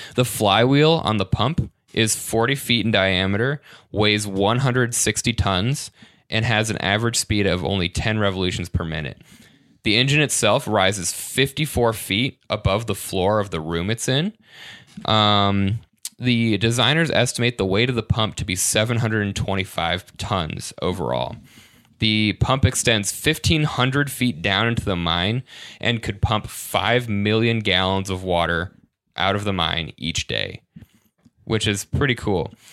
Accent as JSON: {"language": "English", "region": "Michigan", "country": "United States", "said": "I'm from Michigan, but I've never been to the Upper Peninsula"}